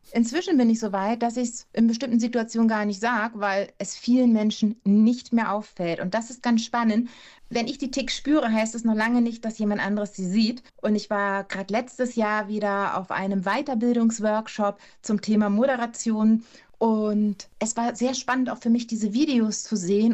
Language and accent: German; Hamburg, Germany; In Hamburg geboren und in Hamburg aufgewachsen